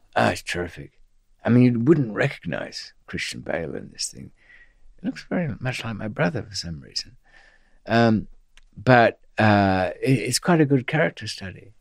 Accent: Australia; being Australian

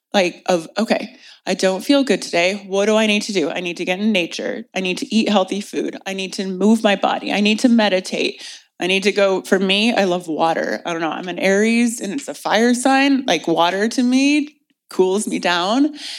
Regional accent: Indianapolis, Indiana, United States; moved away as an adult; now in California, United States; I loved growing up in Indiana

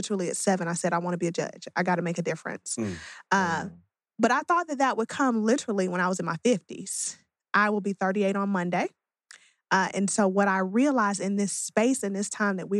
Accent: Atlanta, Georgia, United States; I was born and raised right here in Atlanta

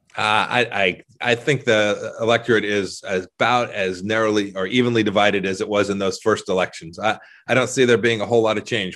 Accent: Southern California, United States; now in Kansas, United States; I grew up in Southern California

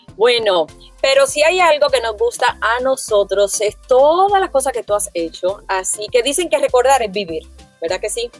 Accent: Puerto Rico; nosotros los puertorriqueños

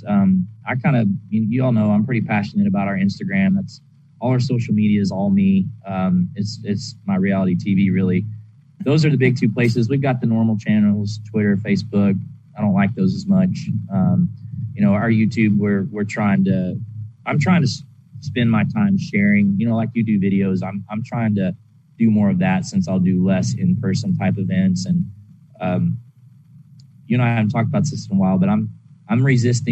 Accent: the South, United States; that's my roots of growing up in the South

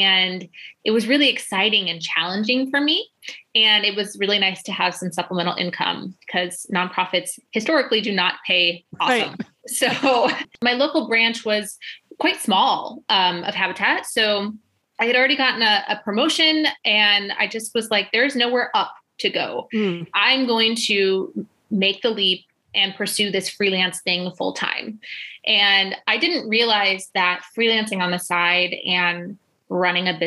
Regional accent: Illinois, United States; moved away as an adult; we moved to the States and sort of accidentally ended up in my hometown.

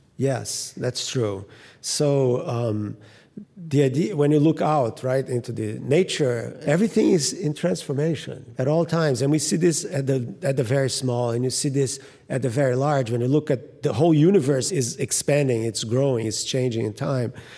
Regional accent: Rio de Janeiro, Brazil; moved away; I grew up in Rio in particular, and right in front of the ocean

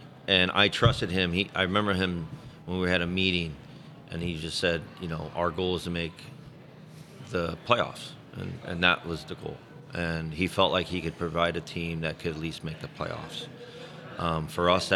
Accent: St. Louis, Missouri, United States; it's my hometown

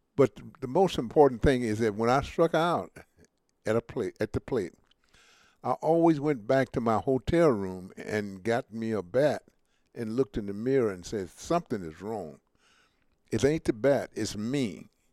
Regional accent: Mobile, Alabama, United States; when I grew up in Mobile, Alabama

